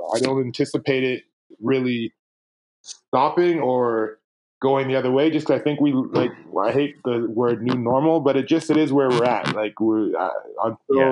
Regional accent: Toronto, Ontario, Canada; also born or lived in Winnipeg, Manitoba; now in British Columbia, Canada; growing up in Toronto

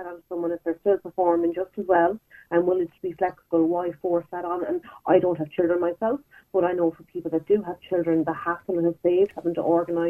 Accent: Galway, Connacht, Ireland; I'm not from Dublin, I'm from Galway

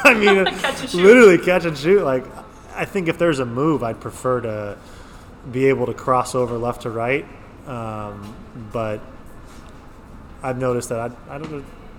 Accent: San Diego, California, United States; moved away as an adult; now in Spain; growing up in San Diego

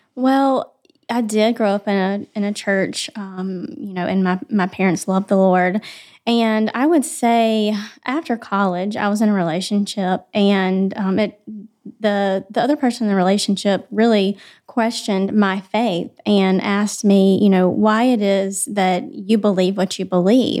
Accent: Spartanburg, South Carolina, United States; I am from Spartanburg

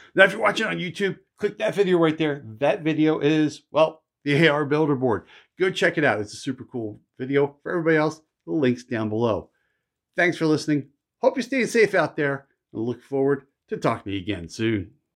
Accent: Philadelphia, Pennsylvania, United States; I grew up in Philly.

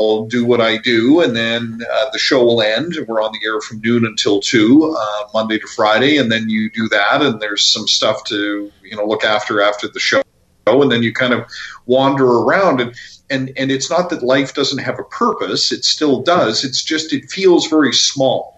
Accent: Vancouver, British Columbia, Canada; I come from growing up in Vancouver

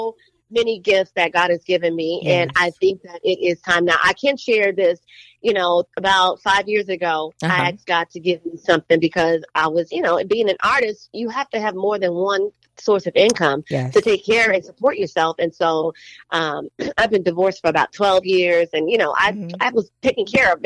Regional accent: New Orleans, Louisiana, United States; I'm from New Orleans

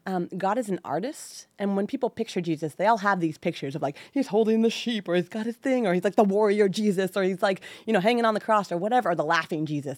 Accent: Livermore, California, United States; also born or lived in San Luis Obispo, California / Saratoga, California; I grew up in the mighty land of Livermore

